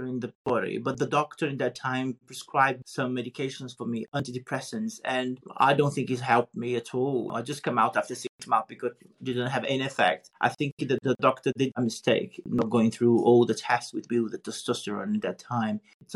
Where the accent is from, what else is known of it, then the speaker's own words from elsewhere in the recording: Brazil; moved away; also born or lived in United Kingdom; the first Brazilian male to be on a Playboy